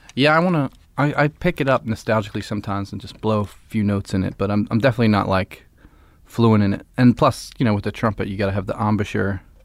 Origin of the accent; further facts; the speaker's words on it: Philadelphia, Pennsylvania, United States; No, I live in Philly. I'm from Philly and I live there still